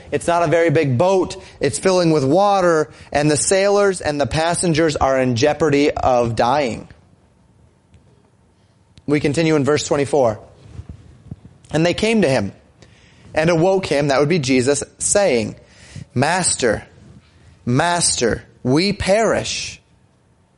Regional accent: Colorado, United States; moved away; I grew up in Colorado

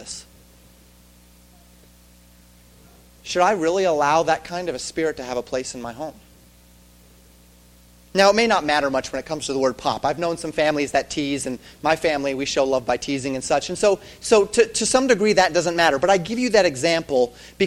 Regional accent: the West, United States; I grew up in the West

